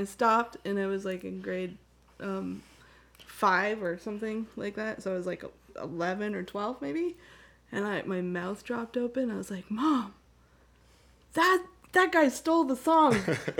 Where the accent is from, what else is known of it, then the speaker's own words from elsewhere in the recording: Canada; moved away; And I grew up in Canada